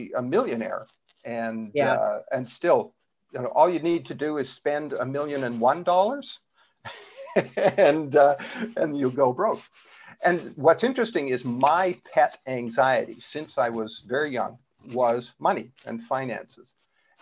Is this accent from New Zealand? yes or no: no; Canada; now in South Florida, United States; I'm originally from Canada. It still shows up in my accent a little bit